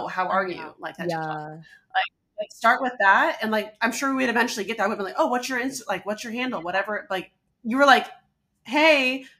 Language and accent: English; Alaska, United States; also born or lived in Denver; now in New York, United States; I'm from Alaska and I just was living in Denver.